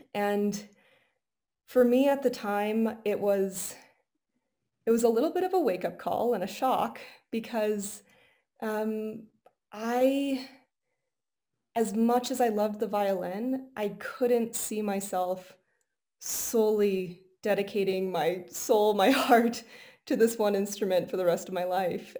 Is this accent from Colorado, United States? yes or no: yes; Golden, Colorado, United States; I was born in Golden, Colorado, so really close oh. to where we are